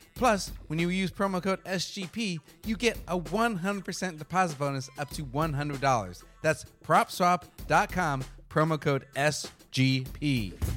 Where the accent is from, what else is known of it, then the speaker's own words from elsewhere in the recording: Arizona, United States; moved away; I'm from Arizona originally